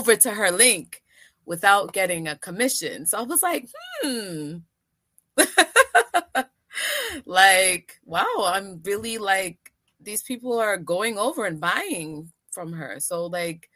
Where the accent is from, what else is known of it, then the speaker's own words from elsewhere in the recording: Antigua & Barbuda; now in New York, United States; I'm originally from Antigua